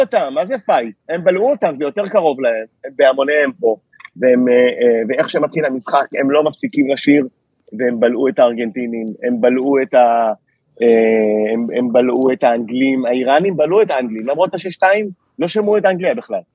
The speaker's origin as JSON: {"language": "Hebrew", "country": "Israel", "said": "קודם כל אני מישראל, ויש לי דרכון ישראלי"}